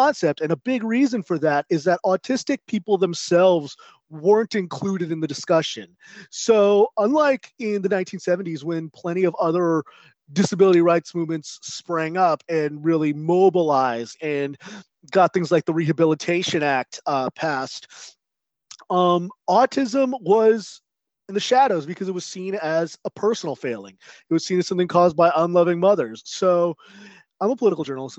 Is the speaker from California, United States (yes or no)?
yes; Southern California, United States; I grew up in Southern California